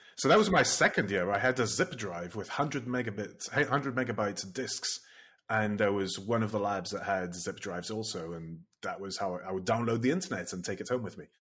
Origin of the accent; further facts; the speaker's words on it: Italy; I grew up in Italy